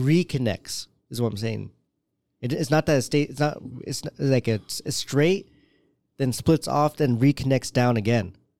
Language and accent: English; Canada; first language English; what we grew up with here